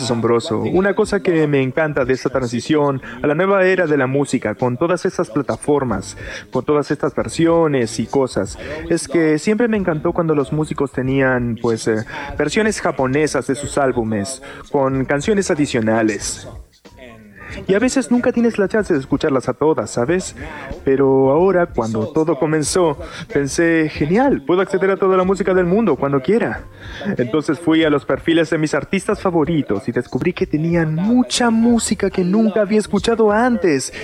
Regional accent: Córdoba, Argentina; de donde soy, Córdoba Capital

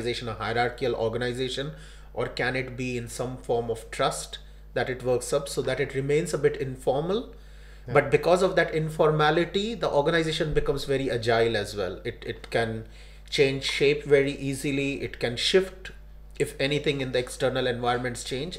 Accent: India; India, I was born there and I grew up there

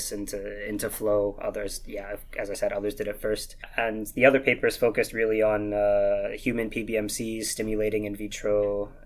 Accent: Vancouver, British Columbia, Canada; accent: slight Scottish twang; moved away as an adult; also born or lived in Glasgow, United Kingdom; now in Leiden, Netherlands; I was born and raised in Vancouver

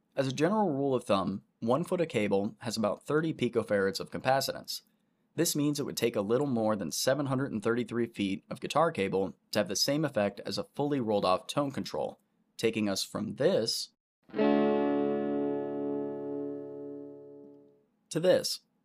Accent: Orlando, Florida, United States; I grew up right around Orlando in Central Florida

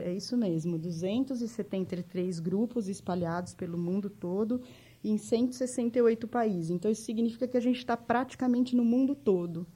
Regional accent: Jundiaí, São Paulo, Brazil; accent: interior de São Paulo (puxado); moved away as an adult; now in São Paulo, Brazil; eu sou de Jundiaí, né? Eu sou nascida em Jundiaí, criada lá também

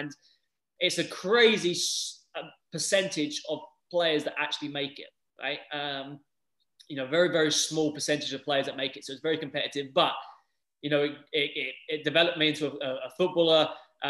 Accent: England, United Kingdom; moved away as an adult; now in United States; growing up in England

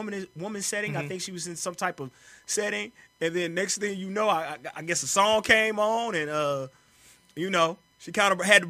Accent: St. Louis, Missouri, United States; I'm from the Lou.

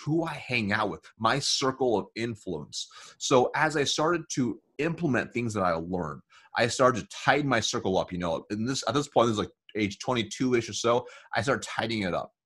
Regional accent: United States; So growing up, we were really poor, and I was born in America.

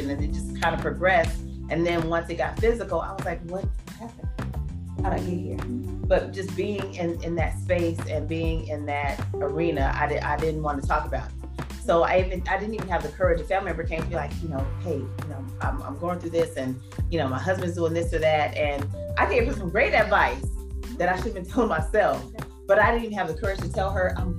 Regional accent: Phoenix, Arizona, United States; growing up in Phoenix, Arizona

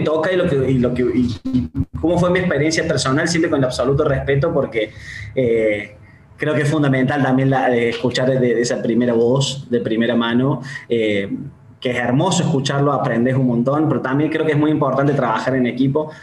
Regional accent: Córdoba, Argentina; Yo soy directivo y soy de Córdoba

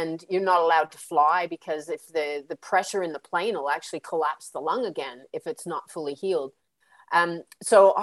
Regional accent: Canada; moved away as an adult; now in Australia; I'm Canadian too

